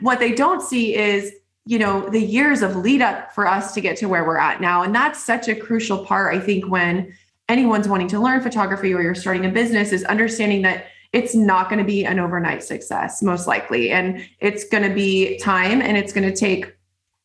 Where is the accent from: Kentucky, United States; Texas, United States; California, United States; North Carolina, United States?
California, United States; Northern; I grew up in California, Northern California and this area.